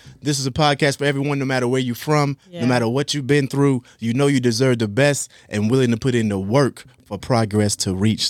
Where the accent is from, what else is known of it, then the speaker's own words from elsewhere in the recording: Eastern North Carolina, United States; when I say how country, I'm from Eastern North Carolina.